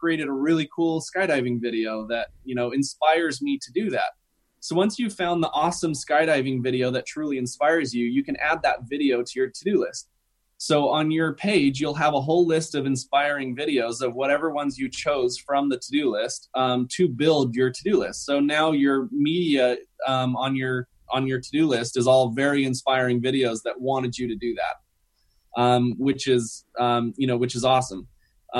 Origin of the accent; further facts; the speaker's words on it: Salt Lake City, Utah, United States; I'm from Salt Lake City